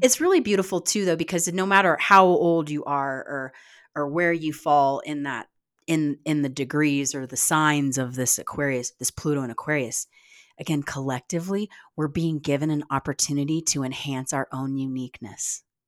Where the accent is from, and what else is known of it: United States